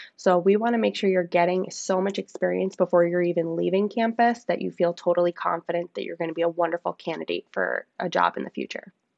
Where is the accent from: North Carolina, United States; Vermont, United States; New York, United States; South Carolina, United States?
New York, United States; Long Island; I grew up on Long Island.